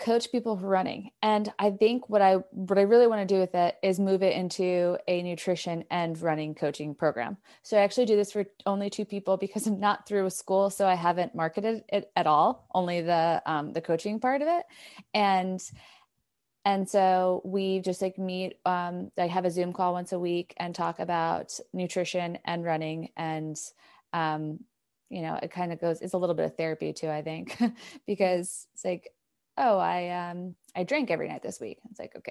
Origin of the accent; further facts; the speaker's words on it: New York, United States; Yeah, I'm from New York originally, but now I feel like I'm from everywhere in the US because I just keep moving around.